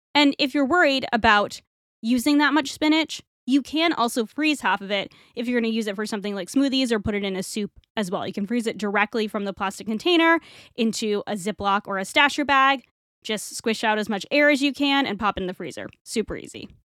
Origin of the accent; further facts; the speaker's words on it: Rhode Island, United States; moved away as an adult; also born or lived in Toronto; I grew up in Rhode Island